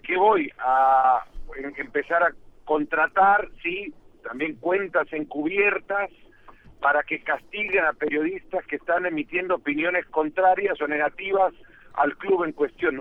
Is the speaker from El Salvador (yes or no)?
yes; El Salvador; Yo soy salvadoreño